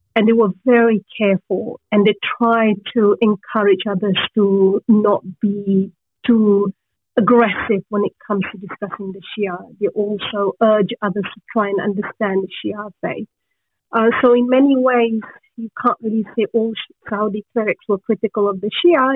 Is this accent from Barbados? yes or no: no; northern Malaysia, Malaysia; moved away; also born or lived in Egypt; I'm half Egyptian uh, and half Malaysian, and I grew up in Malaysia, although I was born in Egypt and lived there for a while